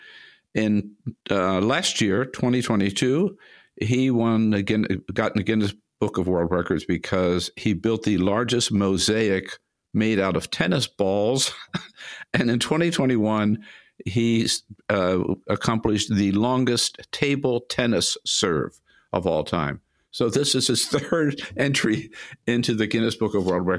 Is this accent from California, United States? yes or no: yes; California, United States; as a Californian